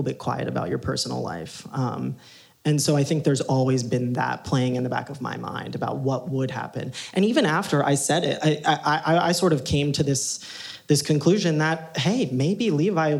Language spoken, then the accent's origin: English; Ohio, United States; I grew up in Ohio